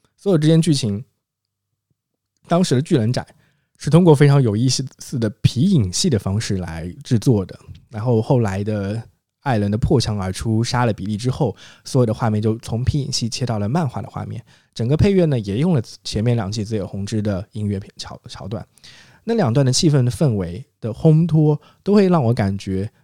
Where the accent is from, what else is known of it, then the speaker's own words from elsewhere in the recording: China; 我很庆幸我们是中国人